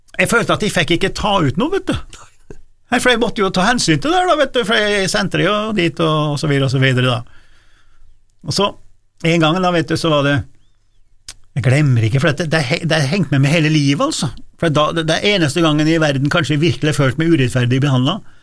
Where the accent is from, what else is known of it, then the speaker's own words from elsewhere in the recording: rural Trøndelag, Norway; also born or lived in Dombås; der jeg vokste opp, da, og sånn som var både på Oppdal og Domås og Okta på disse mindre plassene, oppe i Gauldalen og på Støren